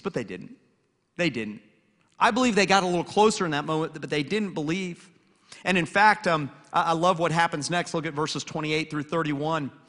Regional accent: Atlanta, Georgia, United States; also born or lived in Lynchburg, Virginia; now in Hilton Head Island, United States; I grew up in Atlanta, and I'm a huge Atlanta sports fan

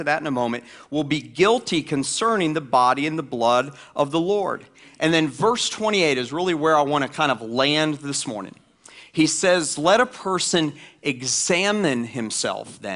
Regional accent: the South, United States; I grew up in the South

